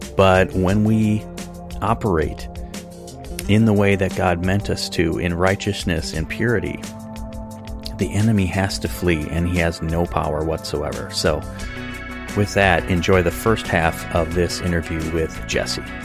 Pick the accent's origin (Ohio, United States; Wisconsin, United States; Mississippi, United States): Wisconsin, United States; Luke and I grew up here in Wisconsin